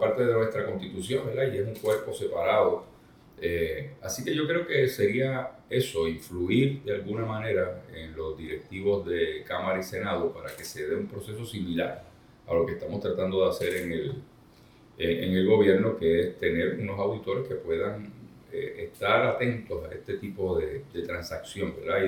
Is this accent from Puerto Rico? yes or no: yes; Isabela, Puerto Rico; mi pueblo de Isabela